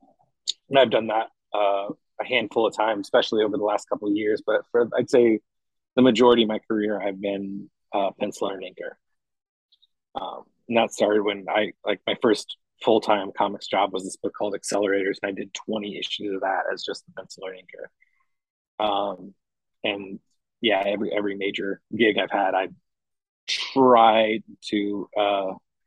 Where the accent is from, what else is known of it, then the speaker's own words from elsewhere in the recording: Indianapolis, Indiana, United States; I am from Indianapolis, Indiana, local artist